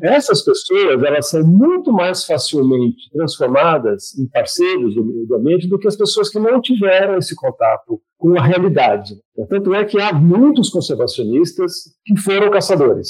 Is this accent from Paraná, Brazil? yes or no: no; Ribeirão Preto, São Paulo, Brazil; also born or lived in Cambridge, England; Eu sou do Ribeirão Preto, interior do estado de São Paulo